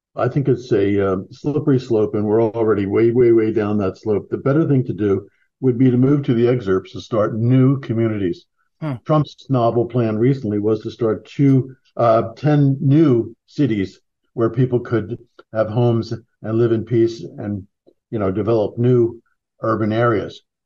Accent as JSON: {"language": "English", "town": "Philadelphia", "region": "Pennsylvania", "country": "United States", "tie": "born or raised there", "said": "back when I grew up in Philadelphia"}